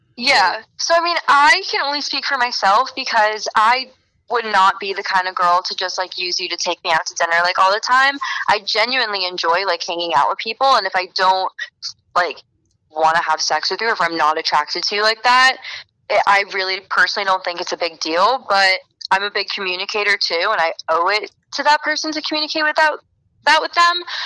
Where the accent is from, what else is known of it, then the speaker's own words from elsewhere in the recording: Florida, United States; I'm from Florida